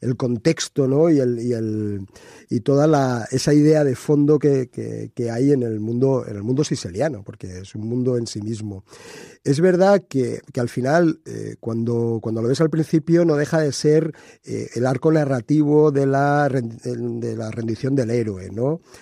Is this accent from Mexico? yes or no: no; Spain; aquí en España